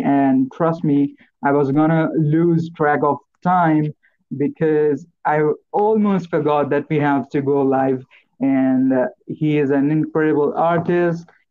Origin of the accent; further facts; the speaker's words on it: Marathi / India, Maharashtra, India; first language Marathi; English is a second language; my mother tongue, which is Marathi. then I speak Hindi, which is our national language